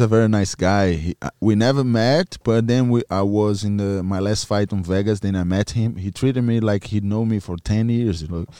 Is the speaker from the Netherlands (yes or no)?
no; Maranhão, Brazil; English is a second language; moved away; My family lives in in Maranhão, in my hometown